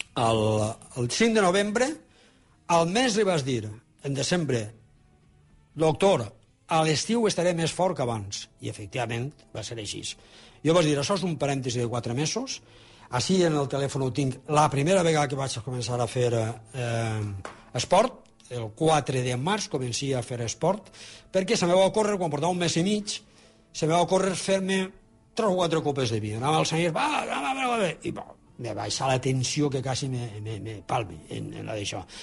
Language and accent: Catalan; Alfafar, Valencian Community, Spain; al meu poble, que és la carretera Fafar Saler